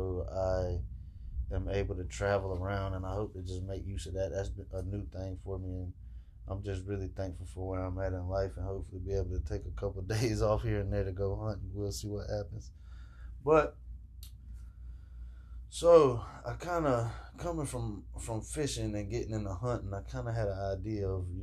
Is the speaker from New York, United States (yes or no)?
no; Jacksonville, Florida, United States; I'm from Jacksonville, Florida, and I grew up fishing